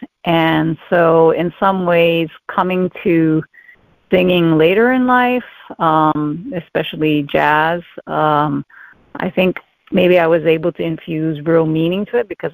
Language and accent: English; Hawaii, United States; first language English; Growing up in Hawaii, I started out with ballet